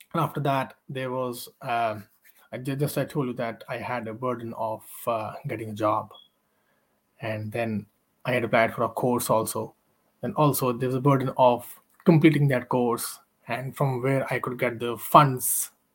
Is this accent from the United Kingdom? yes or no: no; India; moved away as an adult; now in Ireland; i'm from india